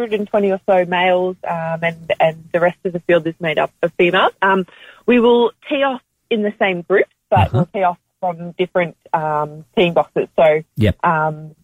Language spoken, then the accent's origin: English; Melbourne, Victoria, Australia; I'm from Melbourne